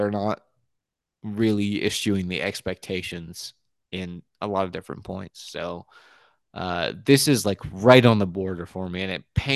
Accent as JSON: {"language": "English", "country": "United States", "first_language": "English", "said": "I'm an American"}